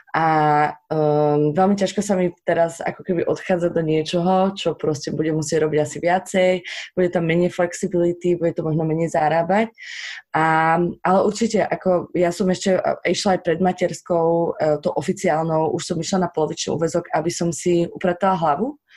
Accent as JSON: {"language": "Slovak", "country": "Slovakia", "said": "sme Slováci"}